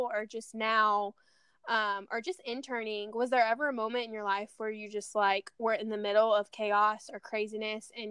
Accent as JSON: {"language": "English", "region": "Louisiana", "country": "United States", "tie": "born or raised there", "said": "I grew up in Louisiana"}